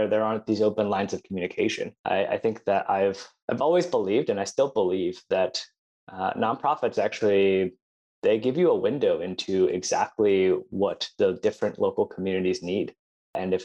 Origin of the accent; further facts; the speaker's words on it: Buffalo, New York, United States; I'm originally from Buffalo, New York